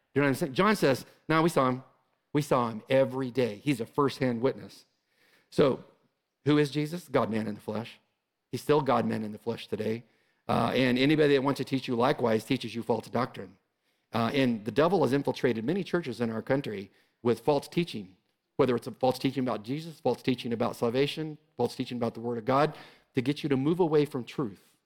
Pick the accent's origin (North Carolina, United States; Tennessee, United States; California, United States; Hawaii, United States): California, United States; moved away as an adult; I'm from California. I just came from California.